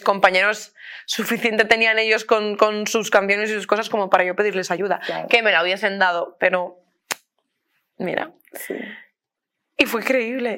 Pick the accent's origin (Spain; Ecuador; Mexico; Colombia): Spain; Beniarrés, Valencian Community; now in Madrid, Spain; soy de un pueblo que se llama Beniarres, tenemos la banda del pueblo